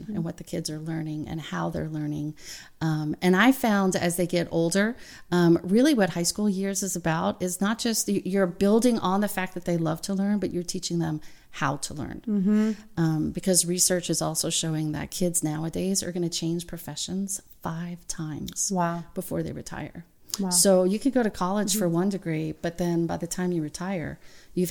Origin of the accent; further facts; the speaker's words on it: the South, United States; moved away; I'm from the South